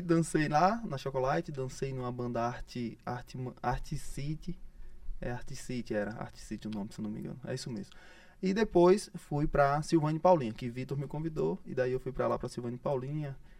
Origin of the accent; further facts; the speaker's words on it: Arauá, Sergipe, Brazil; now in Aracaju, Brazil; Na verdade, eu nasci em Arauá, né? Sou de Arauá, cidade próxima, próxima distância ali, Umbaúba.